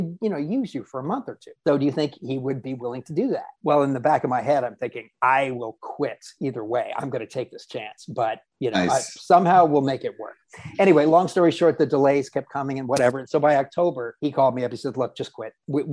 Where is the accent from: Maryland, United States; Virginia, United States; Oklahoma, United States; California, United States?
California, United States; Southern; when I grew up in Southern California